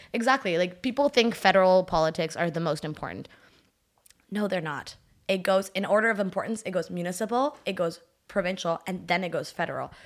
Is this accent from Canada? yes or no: yes; Ottawa, Ontario, Canada; first language French; English is a second language; also born or lived in Haiti; je viens d'Ottawa